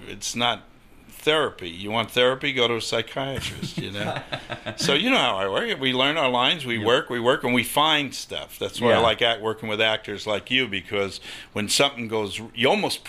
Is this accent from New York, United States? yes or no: yes; Long Island, New York, United States; moved away; also born or lived in New Haven; where I grew up on Long Island.